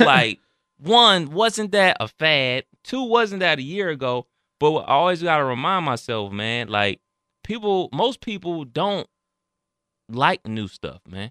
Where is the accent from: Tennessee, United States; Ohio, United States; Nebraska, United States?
Ohio, United States; Cleveland; I'm from Cleveland, that's where the Rock Hall is